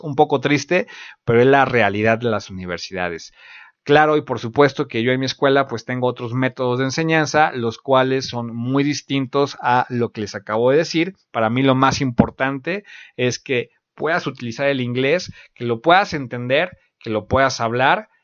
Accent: Mexico; del país de donde, de donde yo soy

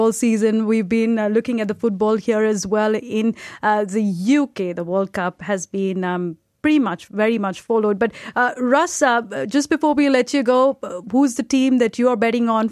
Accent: India; I'm from India as well

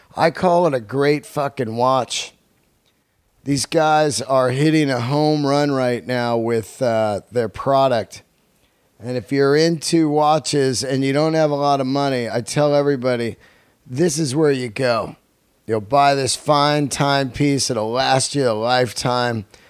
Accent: Bay Area, California, United States; also born or lived in Yosemite; now in Los Angeles, United States; growing up in the Bay Area, I was born in Yosemite

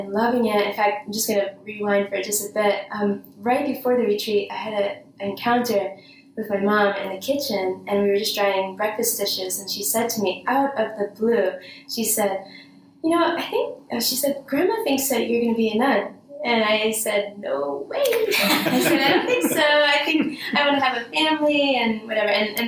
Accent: Bergen County, New Jersey, United States; I grew up in Bergen County in New Jersey

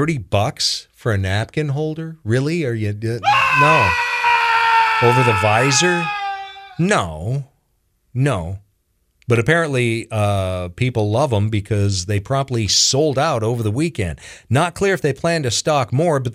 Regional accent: Washington, United States; now in Charlotte County, United States; Back in my home state of Washington

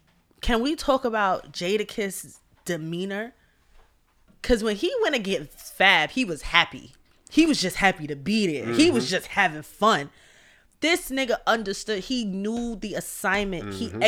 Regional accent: New York City, New York, United States; as a New Yorker

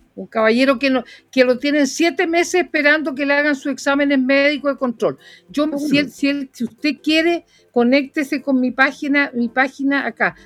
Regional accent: Puerto Montt, Los Lagos, Chile; nací en Puerto Montt, en el hospital regional de Puerto Montt

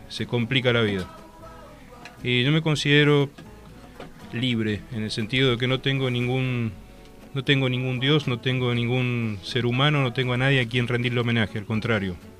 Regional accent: Valle de Uco, Mendoza, Argentina; me crié en Valle de Duco. Nací en Valle de Duco, nací en Mendoza, pero me desarrollé en Valle Valle de Duco

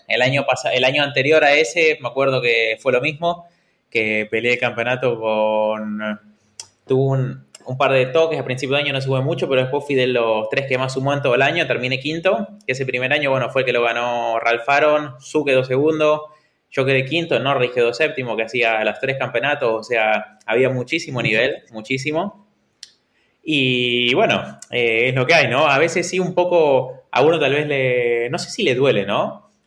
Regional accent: Argentina; now in Valencia, Spain; siendo argentino

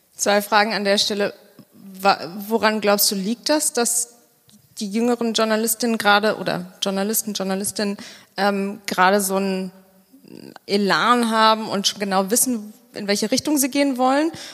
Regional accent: Bonn, North Rhine-Westphalia, Germany; Ich komme aus Bonn

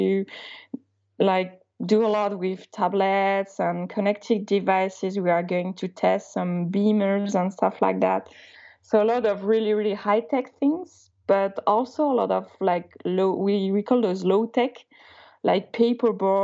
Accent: Alsace, Grand Est, France; first language Alsatian; English is a second language; I come from Alsace, which is a small region when the local language is kind of an old version of German. So the first language I learned wasn't French, actually, it was Alsatian

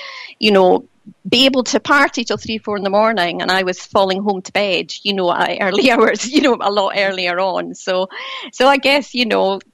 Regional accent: Dunfermline, Scotland, United Kingdom; also born or lived in Spain; I was born in Dunfermline in Fife in Scotland

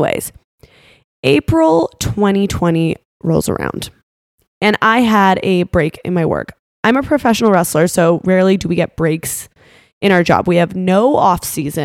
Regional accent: Canada; now in Florida, United States; I'm from Canada, but I moved to Florida

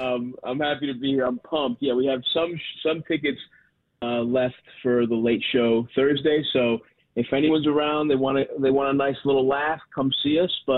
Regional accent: Baltimore, Maryland, United States; I grew up in Greektown. I grew up in Southeast Baltimore.

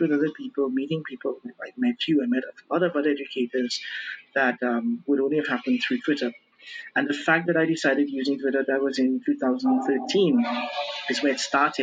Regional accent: Trinidad & Tobago; moved away as an adult; now in Brazil; I'm originally from Trinidad and Tobago, right? Twin Island Republic in the Caribbean. And I moved down to Brazil to do some studies here

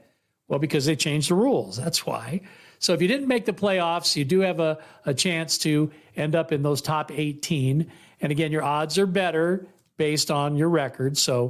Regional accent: Bay Area, California, United States; now in Las Vegas, United States; I'm originally from the Bay Area, but I live in Las Vegas now

